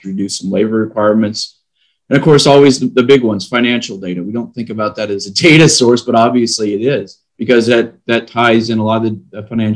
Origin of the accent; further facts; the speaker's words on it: Midwest, United States; now in Texas, United States; I'm originally from the Midwest, live down in Texas now.